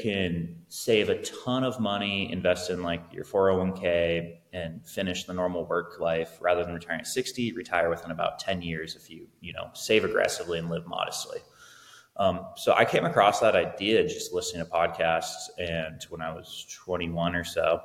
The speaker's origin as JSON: {"language": "English", "town": "Salem", "region": "Oregon", "country": "United States", "tie": "born or raised there", "also_born_or_lived": "Corvallis, Oregon / Portland, Oregon", "said": "I grew up in Salem, or Kaiser, which is adjacent to Salem. Grew up here all my life, went to school in Salem"}